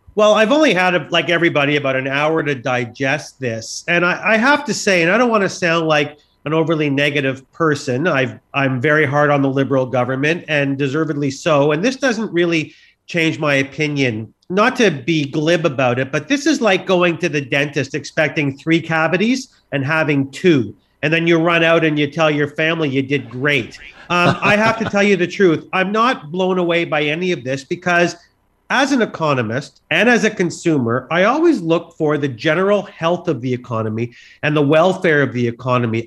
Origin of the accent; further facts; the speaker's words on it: Canada; we're Canadian